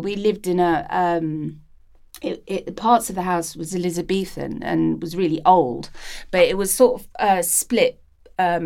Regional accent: Colchester, East of England, United Kingdom; also born or lived in London; moved to Essex. And I loved it being in the countryside

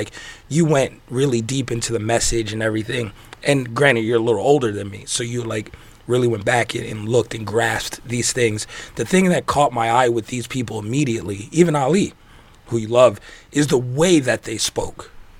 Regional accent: New York, United States; now in Las Vegas, United States; It's because growing up in New York, people had this, especially when I moved to Vegas

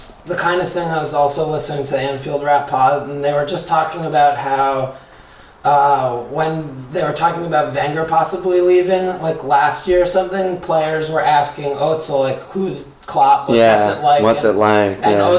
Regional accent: United States; and I'm fucking American.

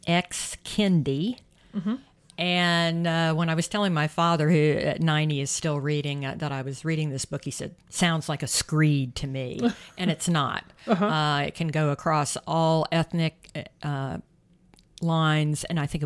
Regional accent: South Carolina, United States; I can remember running probably my late teens, early 20s in South Carolina in my hometown

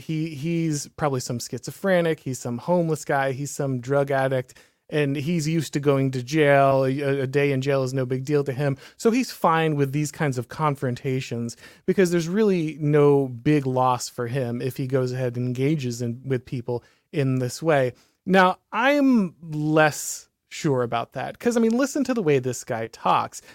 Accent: the South, United States; I'm from the South

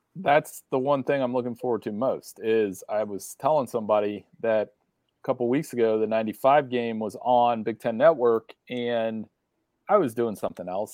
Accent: Ohio, United States; growing up in Ohio, going to a Catholic school

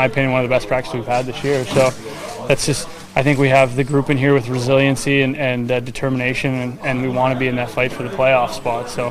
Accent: Canada; moved away as an adult; now in Seattle, United States; as a Canadian kid, you know, you grow up watching that tournament

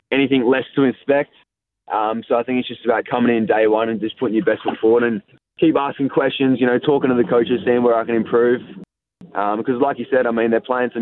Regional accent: country South Australia, Australia; now in Melbourne, Australia; I'm not really from Adelaide. I'm more from country Adelaide

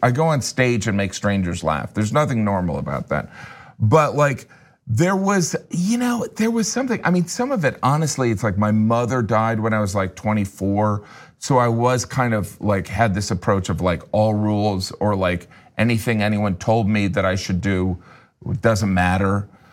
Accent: Chesterton, Indiana, United States; I grew up in Indiana in a relatively small town

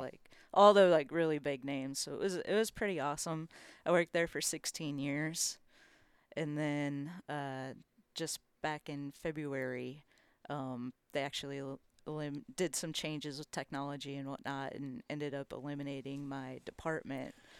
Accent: Minnesota, United States; now in Nashville, United States; I grew up here in Minnesota, and I grew up fishing walleye mostly

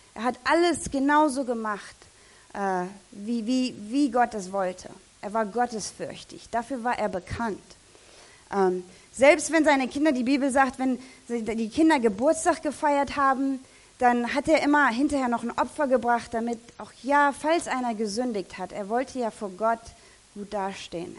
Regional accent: Germany; als Deutscher

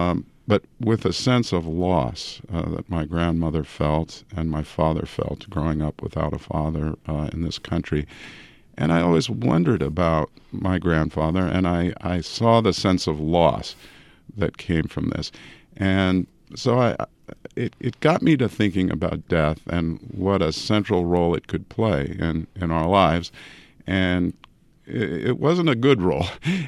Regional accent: California, United States; And I grew up actually in the San Francisco Bay Area and often visited my grandmother who lived in San Francisco.

